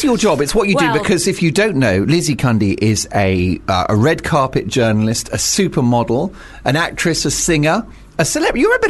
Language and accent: English; United Kingdom; I'm not one to big myself up because I'm British.